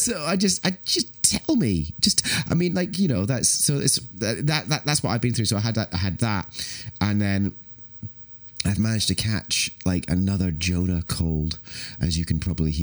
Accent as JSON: {"language": "English", "region": "Scotland", "country": "United Kingdom", "said": "I'm very happy as a Scotsman"}